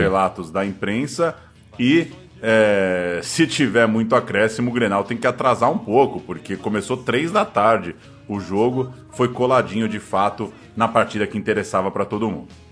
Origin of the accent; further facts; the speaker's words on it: São Paulo, Brazil; A gente é de São Paulo